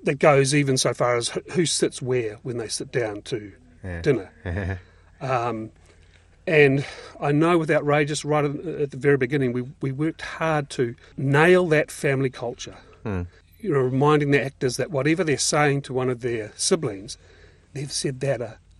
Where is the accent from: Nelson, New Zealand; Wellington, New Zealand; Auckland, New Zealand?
Auckland, New Zealand; also born or lived in Ōrātia; I was born in Oratea and then moved into the Midwest.